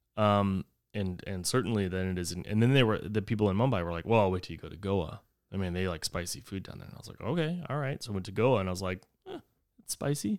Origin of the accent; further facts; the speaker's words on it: Texas, United States; whenever I grew up in Texas, we always would say the, that the devil's beating his wife